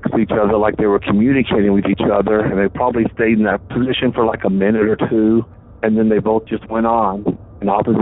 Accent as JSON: {"language": "English", "region": "the South", "country": "United States", "said": "I'm from the South."}